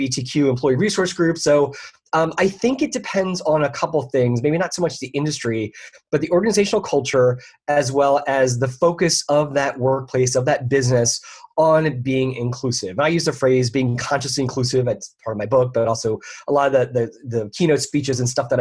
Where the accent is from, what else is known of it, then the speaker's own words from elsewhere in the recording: Philadelphia, Pennsylvania, United States; moved away as an adult; now in Orlando, United States; I'm originally from the Philadelphia area, but I've been down here for 20-some years.